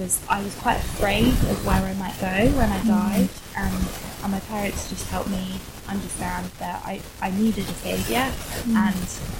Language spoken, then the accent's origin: English; Worcester, West Midlands, United Kingdom; now in Kingston, United Kingdom; I was brought up in Worcester